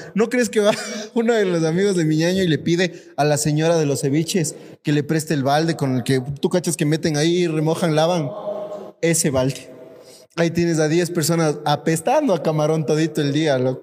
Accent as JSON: {"language": "Spanish", "country": "Ecuador", "said": "como ecuatorianos"}